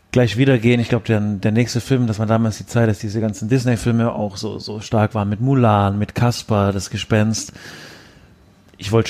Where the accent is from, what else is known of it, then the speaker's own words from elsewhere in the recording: Augsburg, Bavaria, Germany; Also ich komme ursprünglich aus Augsburg auch und habe hier Abitur gemacht am St. Stephan Gymnasium in Augsburg 2006